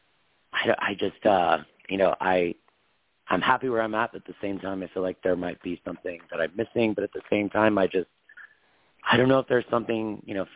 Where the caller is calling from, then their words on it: Wyoming, United States; calling out of Wyoming